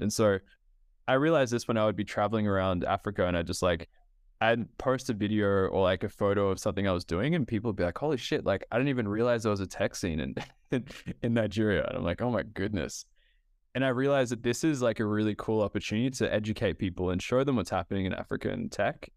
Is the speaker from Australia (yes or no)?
yes; Australia; also born or lived in Ethiopia; I grew up in Australia, um, in across Australia, but I'm originally from Ethiopia. So my family is from Ethiopia